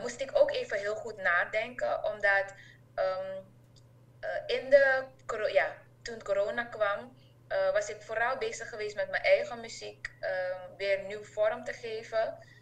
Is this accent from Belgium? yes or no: no; Suriname; also born or lived in Enschede, Netherlands / Hengelo, Netherlands; now in Netherlands; wij hadden elkaar als Surinamers in ehm, eh, Nederland